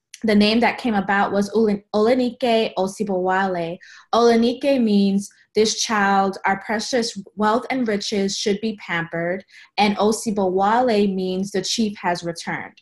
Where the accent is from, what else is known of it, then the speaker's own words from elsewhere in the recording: Sunrise, Florida, United States; moved away as an adult; also born or lived in Tallahassee, Florida; now in Atlanta, United States; I grew up in Sunrise, Florida, Fort Lauderdale area.